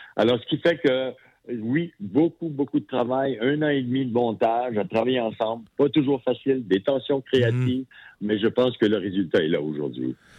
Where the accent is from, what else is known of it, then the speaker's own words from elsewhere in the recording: Sherbrooke, Quebec, Canada; moved away as an adult; Moi, je suis originaire de Sherbrooke. Ah, j'ai vécu mes 20 premières années à Sherbrooke